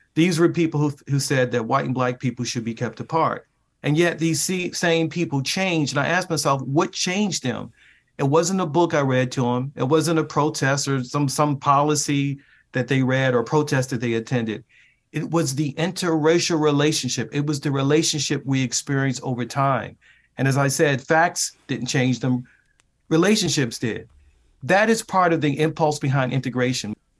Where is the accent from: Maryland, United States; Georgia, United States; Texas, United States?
Maryland, United States; Baltimore; moved away; my hometown of Baltimore, Maryland, that took literally inside the neighborhood where I grew up.